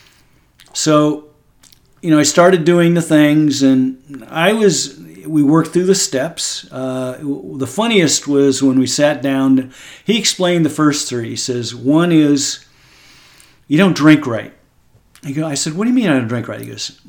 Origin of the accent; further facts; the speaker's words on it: Texas, United States; as an American guy and as a Texan